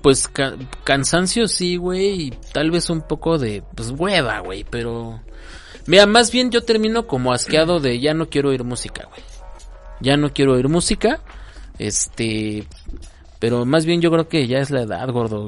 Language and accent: Spanish; Mexico; somos mexicanos